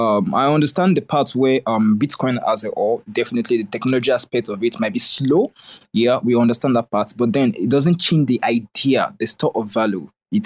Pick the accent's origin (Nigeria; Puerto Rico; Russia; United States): Nigeria; I'm a Nigerian.